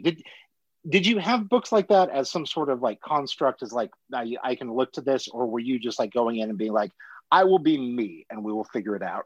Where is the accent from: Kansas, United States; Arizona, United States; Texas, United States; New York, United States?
Kansas, United States; Salina; I'm a Salina, Kansas kid